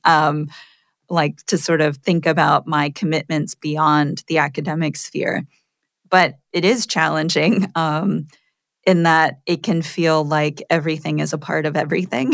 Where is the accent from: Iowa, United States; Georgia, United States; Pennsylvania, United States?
Pennsylvania, United States; Poconos region of; born or raised there; moved away as an adult; also born or lived in Massachusetts